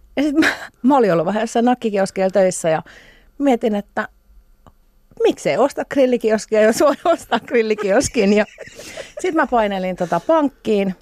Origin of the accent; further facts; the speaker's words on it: Pori, Satakunta, Finland; Mä oon kasvanut Porissa. No. Noormarkun kylässä